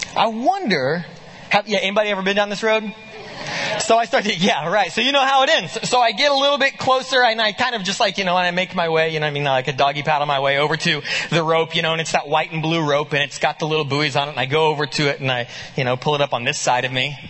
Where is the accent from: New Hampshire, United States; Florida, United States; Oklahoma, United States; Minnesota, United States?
Oklahoma, United States; Muskogee; moved away; I grew up in a little town, uh, uh, called Muskogee, Oklahoma